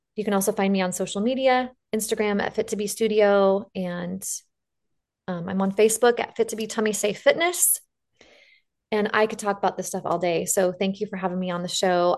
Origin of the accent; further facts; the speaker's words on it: the West, United States; accent: drawl; I'm from the West and we put a drawl on everything